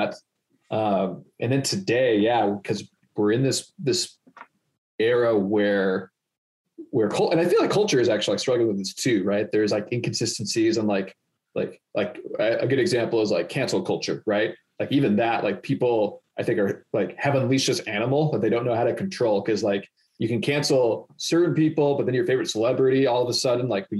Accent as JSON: {"language": "English", "country": "United States", "said": "as American Christians"}